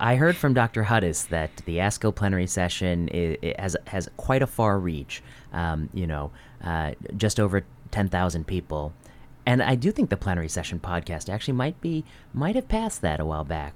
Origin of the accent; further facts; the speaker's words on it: Northwest Indiana, United States; I grew up in Northwest Indiana